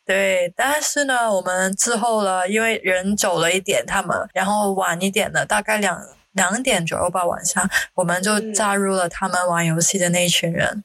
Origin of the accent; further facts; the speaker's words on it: Hong Kong; now in Singapore; 毕竟我来自香港，也是一个时尚的地方嘛。